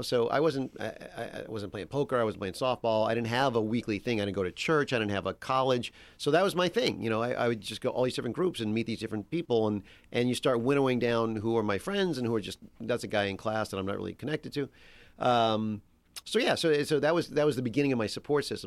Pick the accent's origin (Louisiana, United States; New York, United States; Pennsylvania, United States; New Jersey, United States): Louisiana, United States; Metairie; moved away as an adult; now in Los Angeles, United States; I grew up in Metairie, which is like the big suburb there